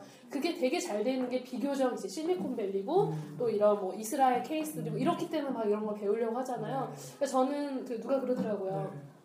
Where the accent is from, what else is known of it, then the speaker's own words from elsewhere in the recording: Seoul, South Korea; 저희 집 잠실이었거든요. 쭉 잠실 살았는데